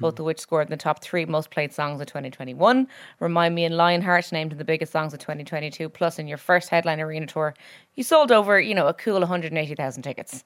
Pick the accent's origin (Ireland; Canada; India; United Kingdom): Ireland; as Irish people